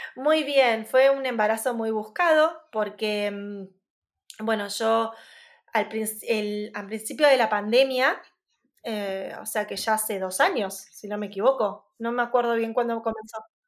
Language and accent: Spanish; Arrecifes, Buenos Aires Province, Argentina; Arrecifes, que es mi ciudad natal